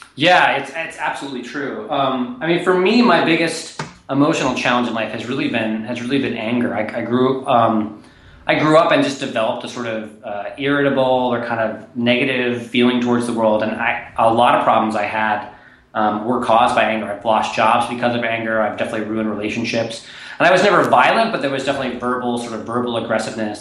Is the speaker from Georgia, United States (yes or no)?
no; Nashville, Tennessee, United States; I grew up in Nashville, Tennessee